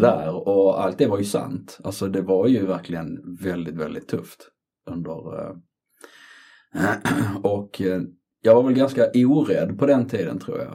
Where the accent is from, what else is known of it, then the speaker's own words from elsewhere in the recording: Trelleborg, Skåne, Sweden; moved away as an adult; also born or lived in Colombia / Gothenburg / London; jag är född i Colombia 1975. Eh, jag är uppväxt i Skåne, Trelleborg, Sveriges sydligaste stad